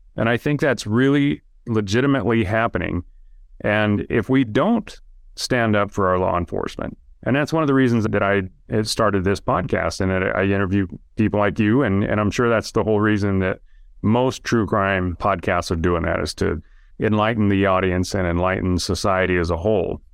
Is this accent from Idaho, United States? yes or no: yes; Idaho, United States; now in Utah, United States; I live in Utah now. I grew, but I grew up in Idaho